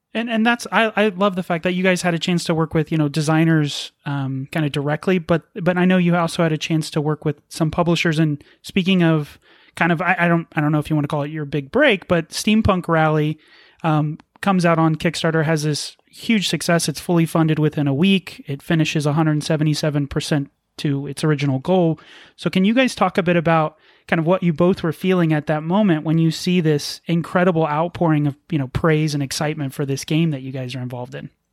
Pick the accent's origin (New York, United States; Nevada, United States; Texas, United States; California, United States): Nevada, United States; Las Vegas; We're from Las Vegas